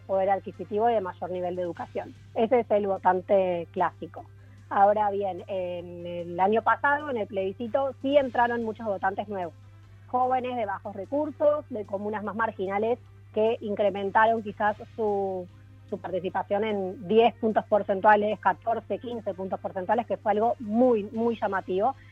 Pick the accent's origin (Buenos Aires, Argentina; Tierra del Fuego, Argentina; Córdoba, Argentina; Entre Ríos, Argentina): Buenos Aires, Argentina; accent: soft Argentine; moved away as an adult; now in Chile; Soy argentina, de Buenos Aires, pero vivo en Chile hace 10 años